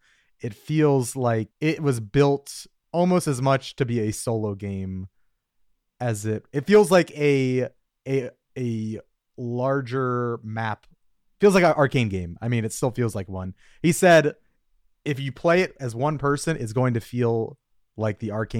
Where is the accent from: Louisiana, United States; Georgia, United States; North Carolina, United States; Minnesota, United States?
Minnesota, United States; I'm from Minnesota.